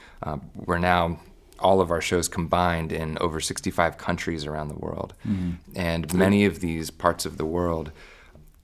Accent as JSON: {"language": "English", "country": "United States", "tie": "born or raised there", "said": "as an American citizen grew up here"}